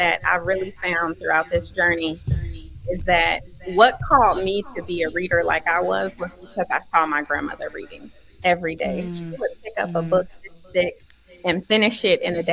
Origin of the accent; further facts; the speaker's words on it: Oakland, California, United States; moved away as an adult; now in Nashville, United States; I'm originally from Oakland, California. I live in Nashville, Tennessee now and have for the last 18 years